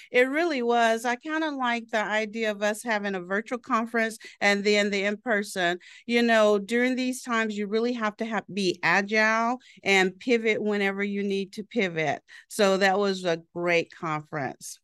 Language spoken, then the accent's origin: English; Southeastern Oklahoma, United States; moved away as an adult; also born or lived in Florida; I was born and raised in Oklahoma, a small town in Tallahassee, Southeastern Oklahoma